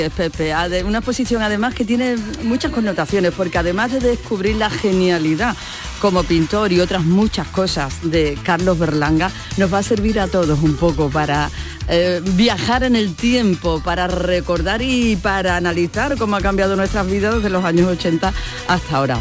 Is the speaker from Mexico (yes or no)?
no; Gilena, Andalusia, Spain; yo soy de Gilena y estamos muy cerquita y además la mitad de mi familia es de Estepa